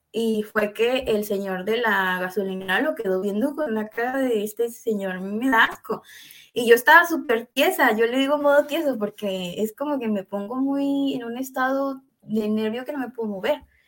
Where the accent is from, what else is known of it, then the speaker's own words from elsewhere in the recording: Veracruz, Mexico; now in Jalisco, Mexico; yo soy originaria de Veracruz. Ahorita estoy en Jalisco, en México